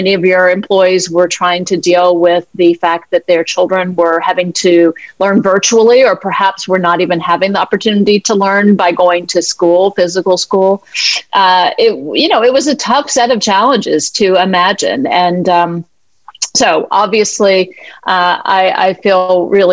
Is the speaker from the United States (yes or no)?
yes; the American South, United States; I'm from the American South, a white privileged woman